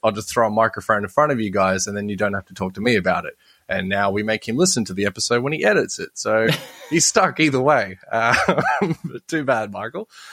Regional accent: Sydney, New South Wales, Australia; I was born in Borkham Hills, so technically I'm a Parramatta boy.

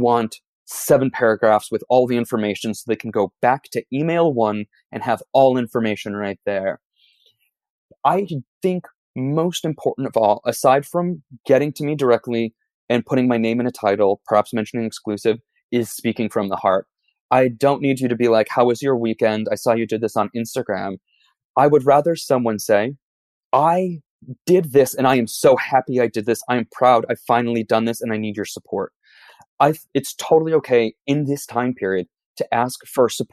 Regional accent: New York City, New York, United States; also born or lived in East Village, New York City / Brooklyn; as a New Yorker

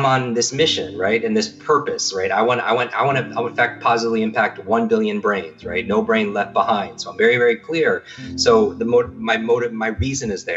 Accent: Northeast, United States; I grew up in the Northeast

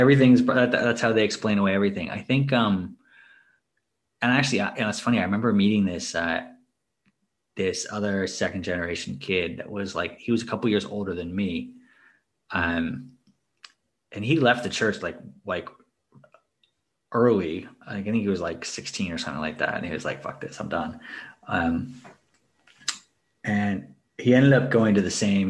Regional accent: Maryland, United States; I grew up in Maryland

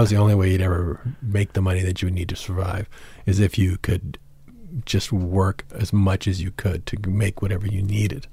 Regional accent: San Antonio, Texas, United States; I grew up in San Antonio.

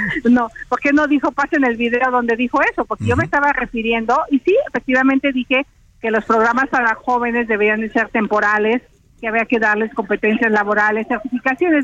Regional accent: Mezquital Valley, Hidalgo, Mexico; vengo del Valle del Mezquital

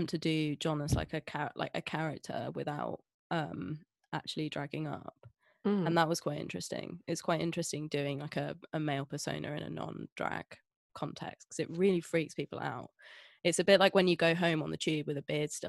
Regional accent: Scotland, United Kingdom; accent: Scottish; I grew up in Scotland, my entire family is Scottish. I had the Scottish accent, then I lost it.

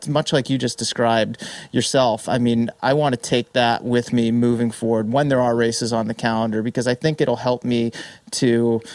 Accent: Massachusetts, United States; moved away as an adult; also born or lived in San Diego; now in San Francisco Bay Area, United States; I spent pretty much my entire life in Massachusetts, first 28 years of it on the East Coast

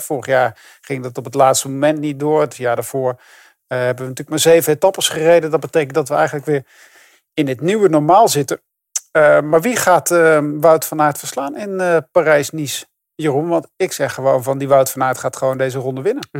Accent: Netherlands; daar zijn we natuurlijk als Nederlander heel trots op

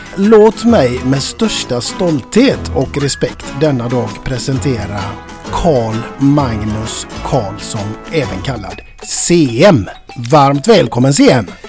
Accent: Gothenburg, Västra Götaland, Sweden; både du och jag, vi kommer ifrån Västra Frölunda

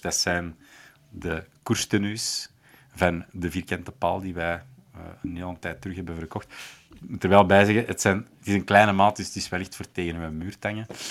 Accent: Schoten, Flanders, Belgium; moved away; ik ben oorspronkelijk uit Schoten.

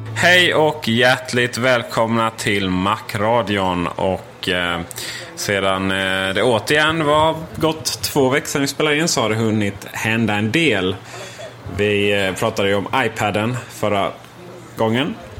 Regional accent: Sweden; vi svenskar

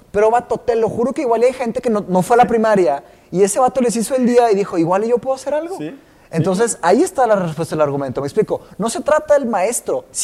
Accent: Brazil; Spanish is a second language; now in Mexico; sí, somos brasileños. Sí, somos, los brasileños.

